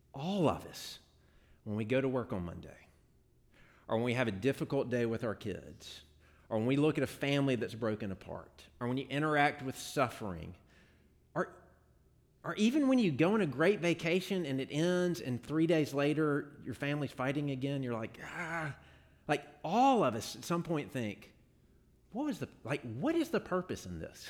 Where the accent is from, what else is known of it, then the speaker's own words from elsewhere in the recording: Jackson, Mississippi, United States; I grew up in Jackson